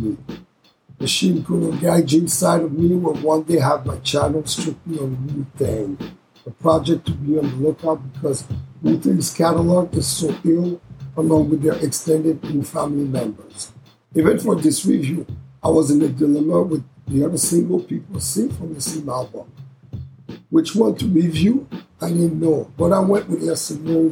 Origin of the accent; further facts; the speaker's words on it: Canada; It was recorded in Canada. This is my hometown, my home country